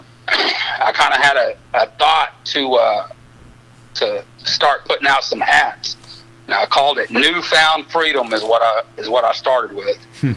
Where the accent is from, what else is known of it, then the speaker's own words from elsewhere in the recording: Odessa, Texas, United States; From Odessa, Texas.